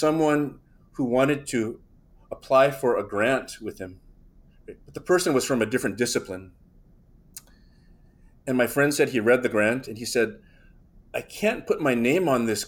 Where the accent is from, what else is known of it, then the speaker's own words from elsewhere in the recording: United States; I'm American, right? That's my first sort of national identity.